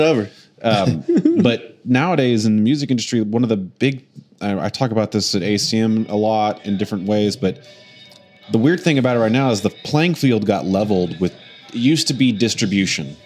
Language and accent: English; Oklahoma City, Oklahoma, United States; I'm from Oklahoma City